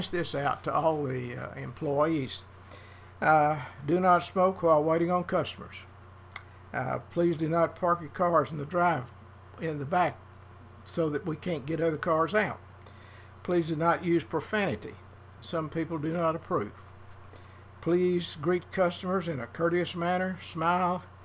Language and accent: English; Paris, Texas, United States; I was born here in Paris